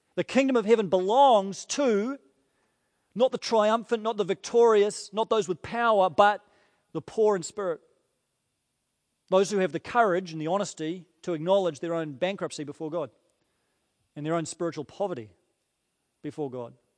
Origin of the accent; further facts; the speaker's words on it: New Zealand; as a Kiwi